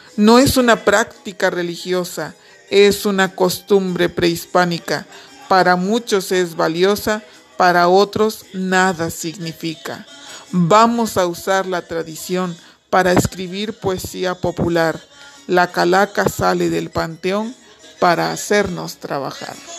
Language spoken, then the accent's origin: Spanish; Mexico; Los mexicanos nos distinguimos por reírnos de la muerte